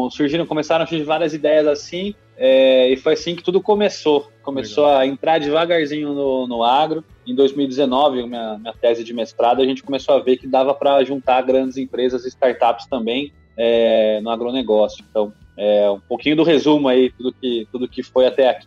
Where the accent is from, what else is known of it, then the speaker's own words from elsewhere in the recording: Lins, São Paulo, Brazil; eu sou de Lins, uma cidadezinha no interior de São Paulo, Lins. e fui fazer economia em Londrina